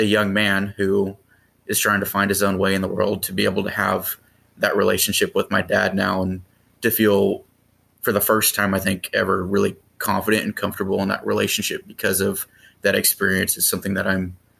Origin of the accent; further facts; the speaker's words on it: Sacramento, California, United States; That's correct. I went to Christian Brothers High School for people from the area, around the area that are familiar with the schools here.